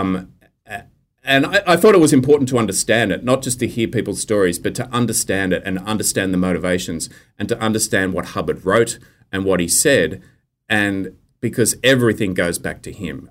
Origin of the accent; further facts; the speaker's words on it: Australia; accent: true Australian accent; communicating as Australian men do with each other